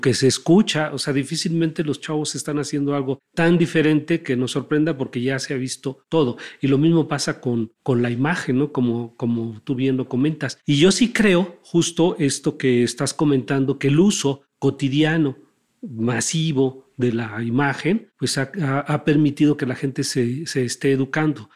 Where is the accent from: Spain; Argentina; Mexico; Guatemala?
Mexico; para entendernos como, como mexicanos